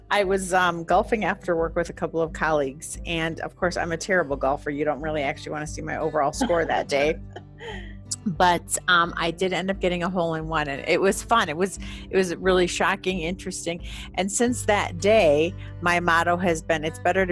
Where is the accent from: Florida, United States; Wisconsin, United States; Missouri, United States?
Wisconsin, United States; now in Colorado, United States; I'm originally from Wisconsin